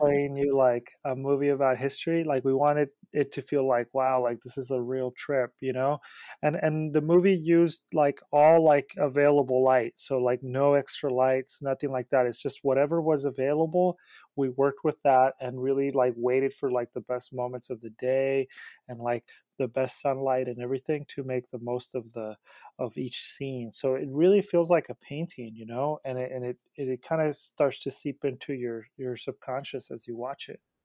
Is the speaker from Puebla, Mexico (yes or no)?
no; Mexico City, Mexico; moved away; also born or lived in Merced, California, United States; I grew up between Mexico City, well, I was born in Mexico City, and then I came to the Central Valley to Merced